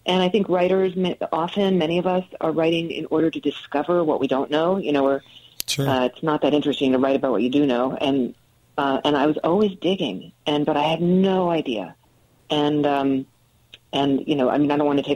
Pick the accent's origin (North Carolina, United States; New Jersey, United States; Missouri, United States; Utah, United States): New Jersey, United States; also born or lived in New York City; now in Connecticut, United States; I grew up in New Jersey